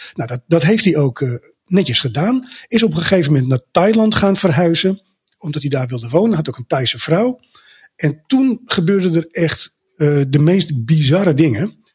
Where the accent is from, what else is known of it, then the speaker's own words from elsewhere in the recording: Amsterdam, North Holland, Netherlands; ik kom natuurlijk uit Amsterdam